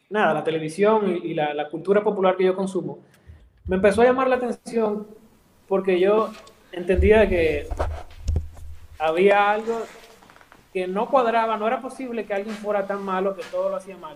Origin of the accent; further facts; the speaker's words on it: Dominican Republic; país hay una persona que se llamó eh, Francisco